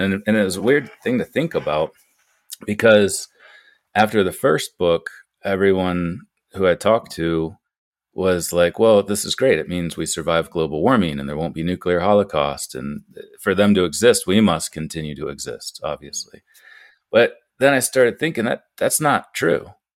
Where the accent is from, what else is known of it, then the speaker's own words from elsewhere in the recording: Ohio, United States; moved away as an adult; also born or lived in France; now in Butte, Montana, United States; my home state of Ohio